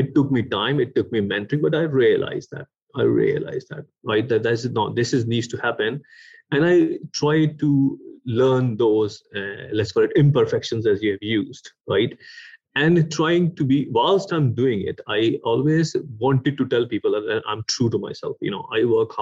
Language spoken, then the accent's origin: English; Pakistan; moved away as an adult; also born or lived in Sweden / United Kingdom; I was born in Pakistan